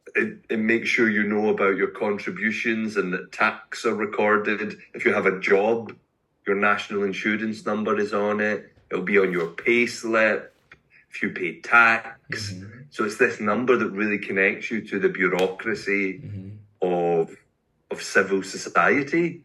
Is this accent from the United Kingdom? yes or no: yes; Glasgow, Scotland, United Kingdom; now in Edinburgh, United Kingdom; I am a Scottish poet. Eh, from Glasgow, but I live in Edinburgh.